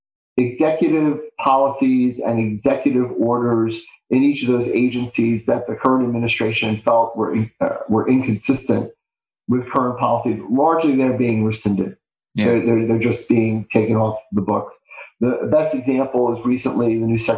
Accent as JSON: {"language": "English", "town": "New York City", "region": "New York", "country": "United States", "tie": "born or raised there", "said": "It was a true city experience growing up in Bay Ridge, Brooklyn"}